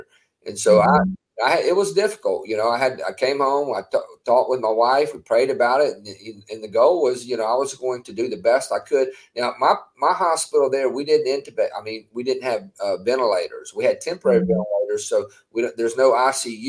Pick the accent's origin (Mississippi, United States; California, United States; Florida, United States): Mississippi, United States; I'm born and raised in Mississippi, been here all my life